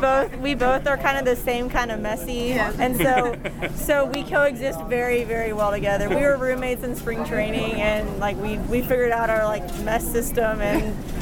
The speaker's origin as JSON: {"language": "English", "region": "Texas", "country": "United States", "said": "I'm from Texas"}